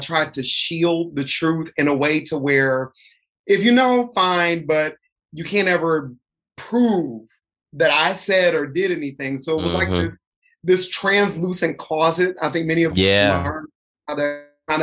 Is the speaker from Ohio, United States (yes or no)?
yes; Columbus, Ohio, United States; coming from Columbus, Ohio.